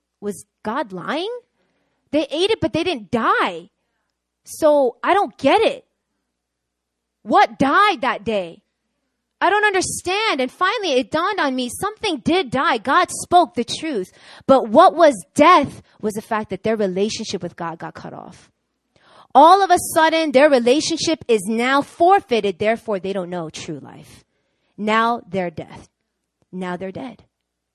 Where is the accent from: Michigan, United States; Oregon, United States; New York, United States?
New York, United States; moved away as an adult; now in South Korea; I'm born and raised in New York